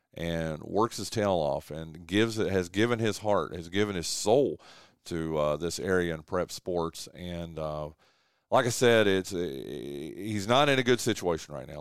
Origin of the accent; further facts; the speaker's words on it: Wilkes County, North Carolina, United States; this is my hometown, this is my home track, this is my home county